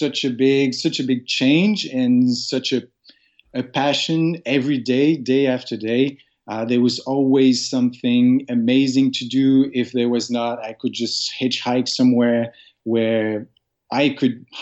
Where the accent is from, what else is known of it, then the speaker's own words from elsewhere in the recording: Sherbrooke, Quebec, Canada; English is a second language; moved away as an adult; now in Montreal, Canada; I grew up in Sherbrooke, which is just about an hour and a half from here